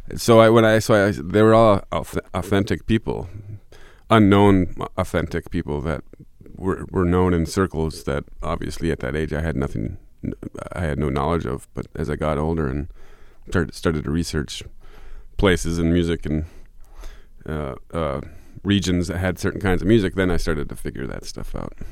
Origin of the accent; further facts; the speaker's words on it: Michigan, United States; also born or lived in Fort Collins, Colorado / Lake Tahoe, California; now in southern Minnesota, United States; my parents moved back to Michigan